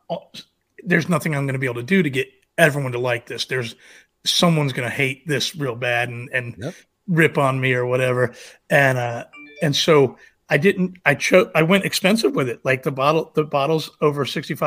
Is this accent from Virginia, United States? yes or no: yes; Manassas, Virginia, United States; I live in Manassas, Virginia, and my roots are here